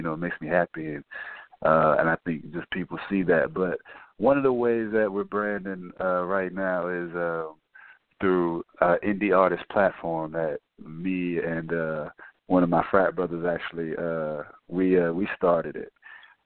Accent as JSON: {"language": "English", "town": "Houston", "region": "Texas", "country": "United States", "tie": "born or raised there", "said": "I'm from Houston, Texas, born"}